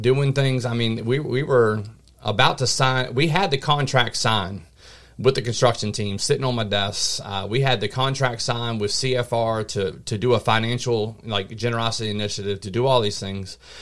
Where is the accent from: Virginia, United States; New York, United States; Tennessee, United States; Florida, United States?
Virginia, United States; Mechanicsville; born and raised here in this area locally in Mechanicsville, Virginia